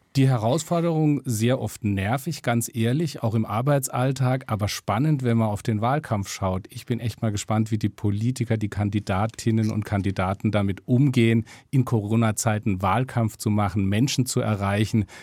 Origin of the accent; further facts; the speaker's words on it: Freiburg, Baden-Württemberg, Germany; now in Stuttgart, Germany; Meine Heimat. Ich komme aus Freiburg, bin mittlerweile in Stuttgart gelandet.